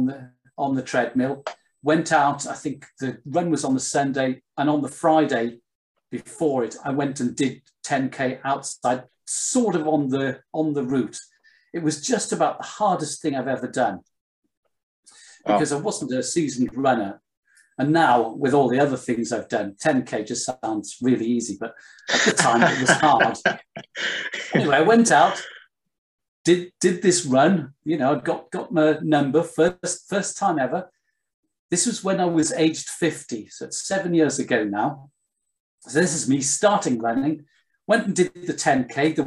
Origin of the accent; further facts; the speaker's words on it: North East England, United Kingdom; you know, I'm from here. I grew up in North Northumberland. That's just the family I'm from, really.